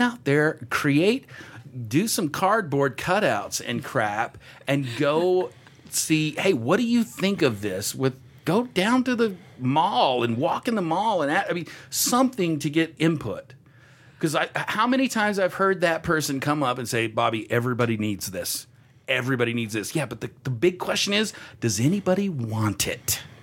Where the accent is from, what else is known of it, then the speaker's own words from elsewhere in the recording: Texas, United States; I'm from Texas too.